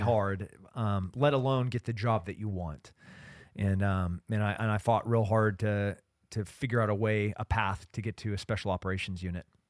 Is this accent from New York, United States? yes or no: no; Central Coast, California, United States; growing up in California, being a Central Coast kid